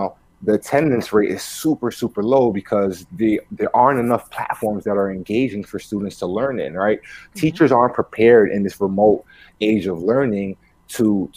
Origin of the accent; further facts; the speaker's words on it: New York City, New York, United States; first language Spanish; English is a second language; growing up in New York City, as the son of two immigrants, right? Spanish was like my primary language spoken at home.